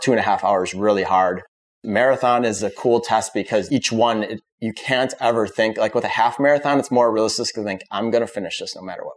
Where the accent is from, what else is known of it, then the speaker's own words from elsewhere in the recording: Wisconsin, United States; moved away as an adult; now in Florida, United States; I'm from Wisconsin